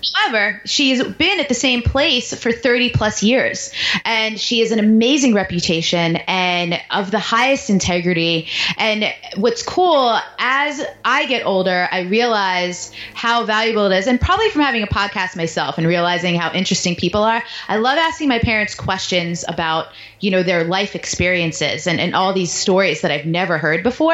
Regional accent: New York, United States; moved away as an adult; also born or lived in Baltimore / Washington, D.C.; I grew up in New York

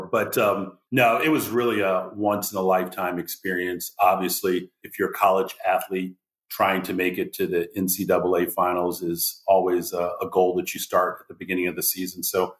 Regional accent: Washington, District of Columbia, United States; I grew up in the Washington, D.C. area.

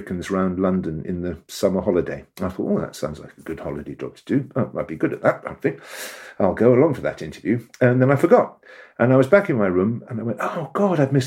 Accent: Tasmania, Australia; moved away; I was born in Tasmania, and so I went back there to the land of my birth

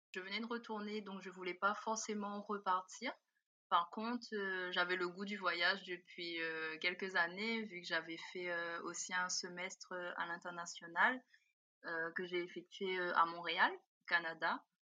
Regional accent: Réunion; moved away as an adult; now in Mauritius; je viens de la Réunion

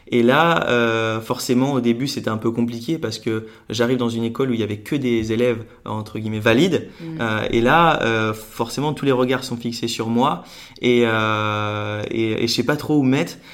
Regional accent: Lunéville, Grand Est, France; J'ai grandi en, Lorraine, à côté de Nancy

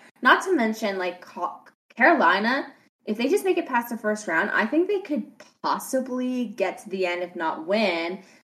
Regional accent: Canada; And I'm Canadian.

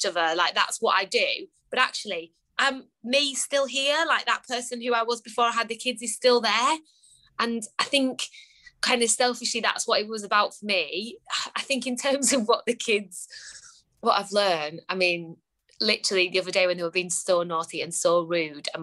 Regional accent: Lake District, North West England, United Kingdom; I grew up in the Lake District

